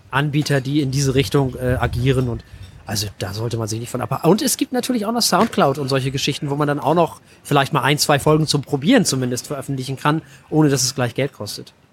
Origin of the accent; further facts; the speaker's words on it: Flensburg, Schleswig-Holstein, Germany; Naja, ich, ich komme aus Flensburg. Also aus dem, man sagt ja immer so schön, Schleswig-Holstein wirbt ja mit der echten Norden.